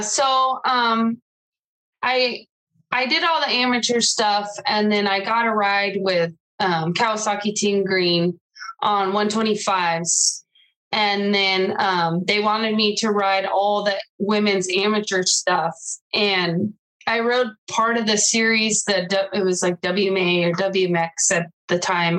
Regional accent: Riverside, California, United States; I grew up in Riverside, California

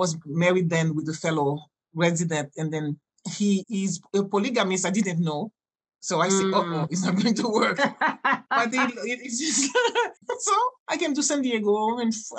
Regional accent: Haiti; first language French; English is a second language; moved away as an adult; also born or lived in New York / Mexico / Jamaica / California; I grew up speaking Haitian and French

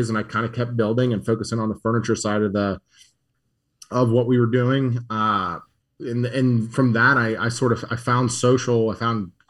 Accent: Murrysville, Pennsylvania, United States; I grew up in Murrysville, which is about 20 minutes outside the city

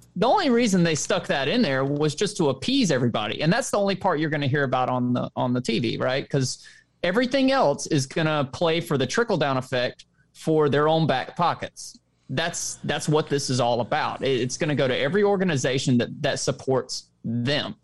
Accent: the South, United States; I'm from the South

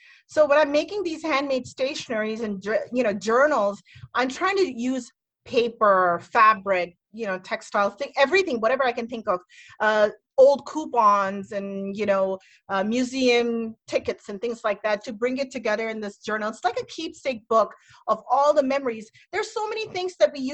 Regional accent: Metro DC area, Maryland, United States; moved away as an adult; now in Indiana, United States; I'm here in my hometown, I guess I'm in Maryland

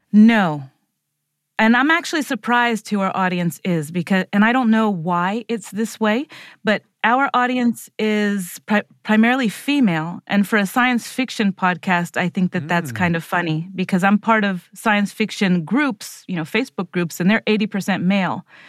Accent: Puerto Rico; I'm like a Puerto Rican, s, white appearing girl

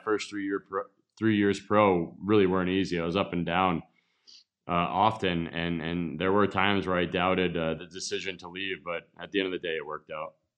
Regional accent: Connecticut, United States; moved away; also born or lived in Montreal / Las Vegas; in Connecticut growing up

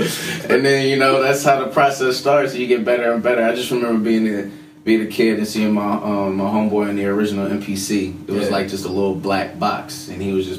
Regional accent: Atlanta, Georgia, United States; I'm originally from the A. I don't sound like it, but yes, I was born in Atlanta. I'm also a military kid.

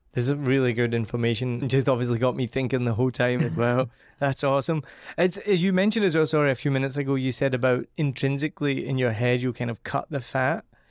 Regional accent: Scotland, United Kingdom; being Scottish and from the family I'm from

